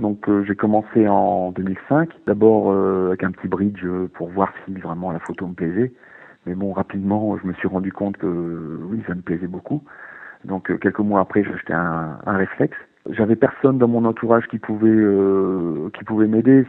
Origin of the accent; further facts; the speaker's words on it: Nord-Pas-de-Calais, Hauts-de-France, France; moved away as an adult; also born or lived in Jura / Besançon; j'ai grandi dans le Nord-Pas-de-Calais, euh, dans, dans, un petit village à la campagne